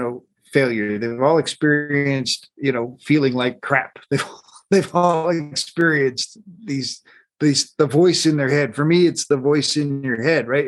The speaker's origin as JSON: {"language": "English", "region": "Colorado", "country": "United States", "tie": "born or raised there", "said": "I grew up in Colorado"}